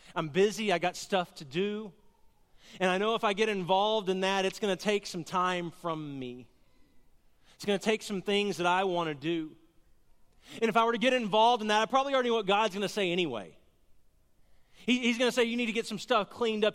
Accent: Garland, Texas, United States; also born or lived in Cleburne, Texas; I grew up in Garland, Texas

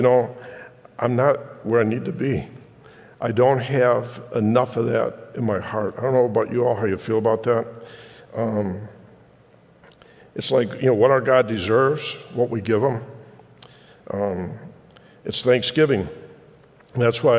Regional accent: Detroit, Michigan, United States; When I was growing up in Detroit

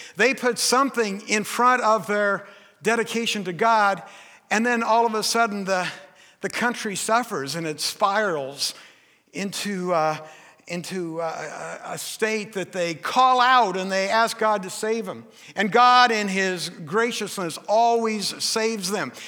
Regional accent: Forks, Washington, United States; I'm from Forks. My dad was a logger

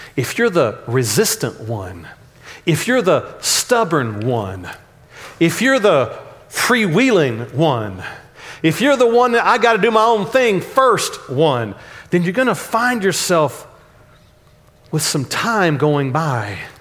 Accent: Dallas, Texas, United States; accent: Texanese; When I grew up in Oak Cliff

